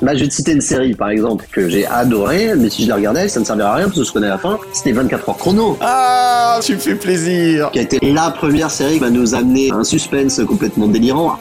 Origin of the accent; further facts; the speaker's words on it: Breton, Brittany, France; je suis breton